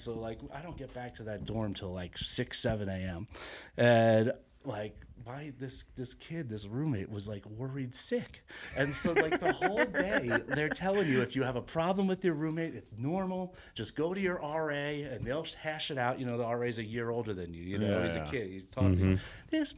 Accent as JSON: {"language": "English", "region": "New York", "country": "United States", "also_born_or_lived": "Virginia / Washington, D.C.", "moved": "as an adult", "lives_now": "Denver, United States", "said": "I'm a New Yorker"}